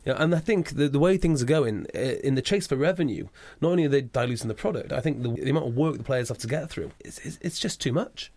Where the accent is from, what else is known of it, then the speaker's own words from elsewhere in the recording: Wales, United Kingdom; being a Welshman myself